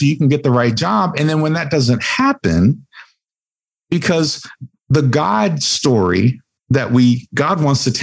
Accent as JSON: {"language": "English", "region": "West Virginia", "country": "United States", "tie": "born or raised there", "said": "I was born in the mountains of West Virginia."}